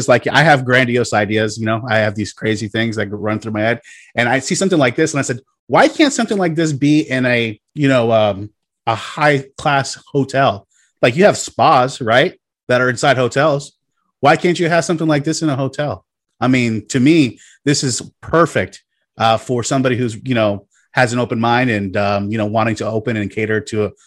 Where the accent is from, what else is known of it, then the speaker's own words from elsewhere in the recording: Florida, United States; I grew up here in Florida myself.